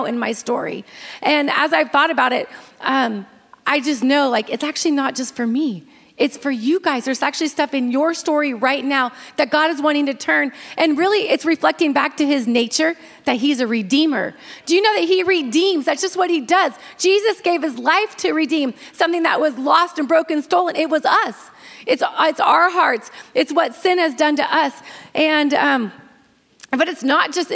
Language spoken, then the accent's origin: English; Northern California, United States; moved away as an adult; now in Greenville, United States; growing up in Northern California and raising our kids there